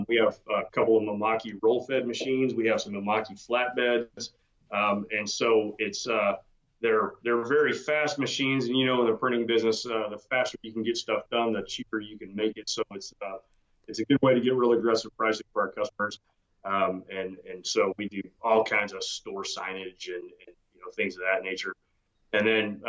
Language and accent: English; Texas, United States; also born or lived in Georgia; I was born in Georgia, which I never forgave my parents for, and got to Texas at 7 years old and haven't left and don't intend